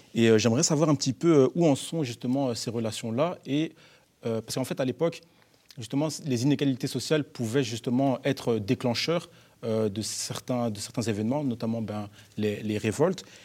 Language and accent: French; Brussels, Brussels-Capital Region, Belgium; En tant que, jeunes bruxellois et bruxelloises d'une vingtaine d'années